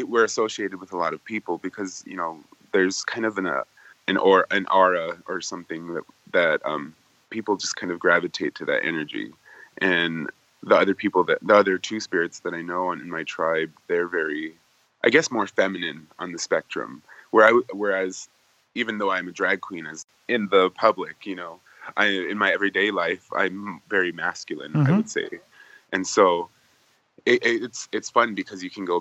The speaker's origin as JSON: {"language": "English", "region": "North Dakota", "country": "United States", "tie": "born or raised there", "moved": "as an adult", "lives_now": "Los Angeles, United States", "said": "I grew up in North Dakota, and that was on the Fort Berthold Reservation."}